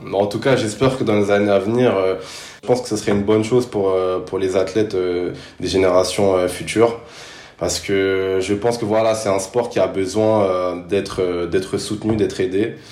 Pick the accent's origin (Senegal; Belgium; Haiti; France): France; Paris, Île-de-France; also born or lived in Sarcelles; je suis né à Paris et j'ai toujours vécu en, banlieue parisienne